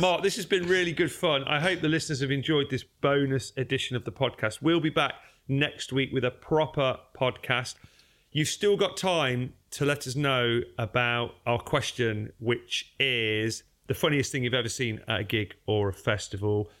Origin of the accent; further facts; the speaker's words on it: Derby, East Midlands, United Kingdom; also born or lived in South London; now in London, United Kingdom; I am from Derby